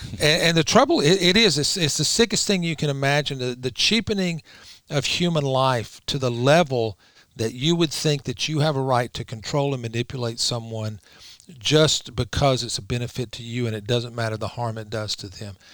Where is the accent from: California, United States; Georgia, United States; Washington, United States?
Georgia, United States; I'm from Georgia